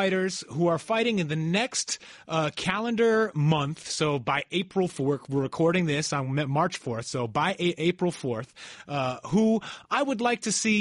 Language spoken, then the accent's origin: English; New York, United States; I grew up in New York